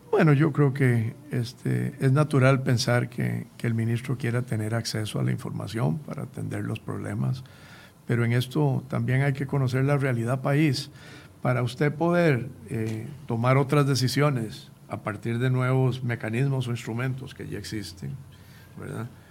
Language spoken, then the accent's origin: Spanish; Costa Rica; como costarricenses